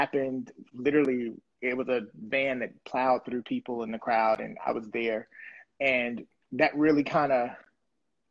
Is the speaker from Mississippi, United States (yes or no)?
yes; Mississippi, United States; also born or lived in Chicago, Illinois; now in Atlanta, United States; Then we moved to the dirty South, Mississippi. While I was there, I think I was like in high school